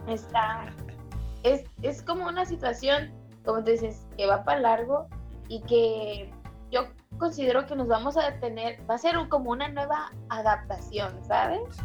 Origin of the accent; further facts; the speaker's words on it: Mexico; somos mexicanos